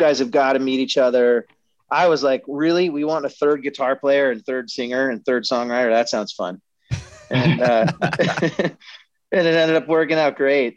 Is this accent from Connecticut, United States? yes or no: no; Denver, Colorado, United States; Born and raised in Denver, Colorado